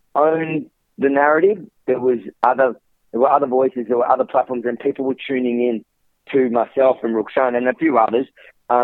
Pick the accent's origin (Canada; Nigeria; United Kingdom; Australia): Australia; as an Australian